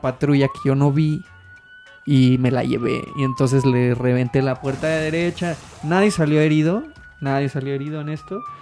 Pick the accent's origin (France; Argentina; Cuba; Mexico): Mexico; tú como mexicano